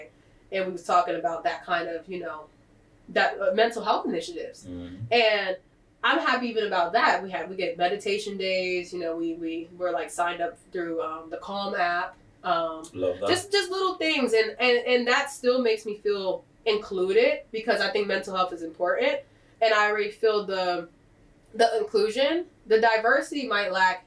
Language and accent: English; Delaware, United States; I'm from Delaware